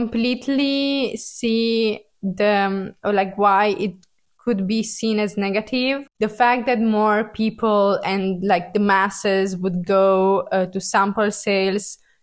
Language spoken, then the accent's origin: English; Italy; I'm from Italy